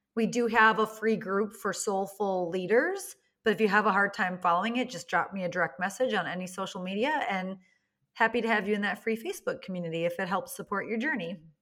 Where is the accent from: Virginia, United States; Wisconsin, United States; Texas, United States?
Wisconsin, United States; I come from Wisconsin, which is the cheese curd and cheese capital of, like, the world